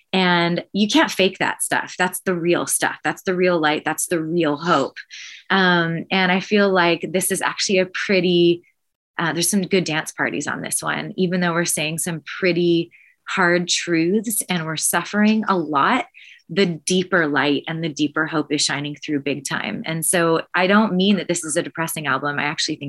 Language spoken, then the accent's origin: English; Canada; We're from Canada where there's 8 hours between shows and 8 people at shows